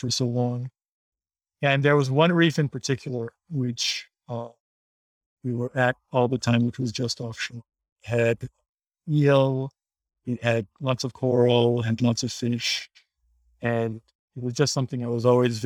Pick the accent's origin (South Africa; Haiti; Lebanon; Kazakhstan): Haiti; Being born and raised in Haiti, I always had an affinity for the ocean